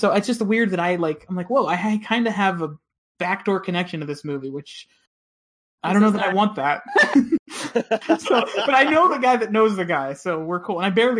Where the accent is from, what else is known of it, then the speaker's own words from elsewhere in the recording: Pittsburgh, Pennsylvania, United States; where I grew up in Pittsburgh